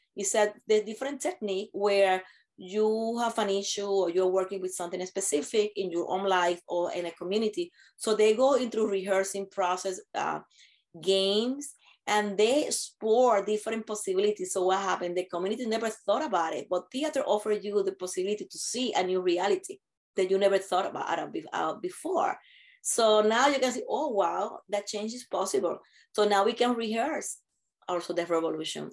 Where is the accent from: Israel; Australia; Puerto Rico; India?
Puerto Rico; moved away; I'm from Puerto Rico